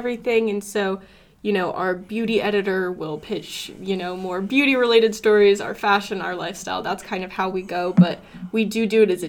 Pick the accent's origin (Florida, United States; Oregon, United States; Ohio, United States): Florida, United States; I'm from Florida